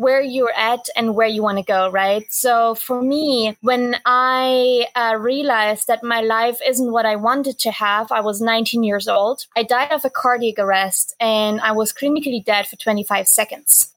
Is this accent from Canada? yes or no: no; East Germany, Germany; now in Bali, Indonesia; I was born in East Germany, and that means I was born behind the wall.